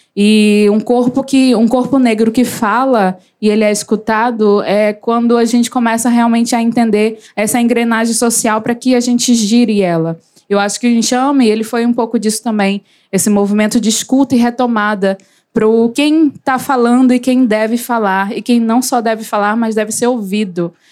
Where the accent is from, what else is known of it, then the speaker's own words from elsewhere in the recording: Belém, Pará, Brazil; eu sou de Belém do Pará, mas adoro dizer que eu sou de Coraci. Podem pesquisar, é Icoaraci